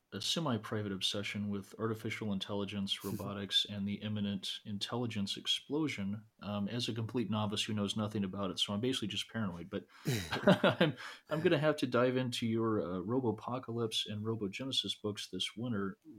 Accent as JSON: {"language": "English", "region": "New Mexico", "country": "United States", "tie": "born or raised there", "said": "I grew up in New Mexico, and I read a lot of Tony Hillerman"}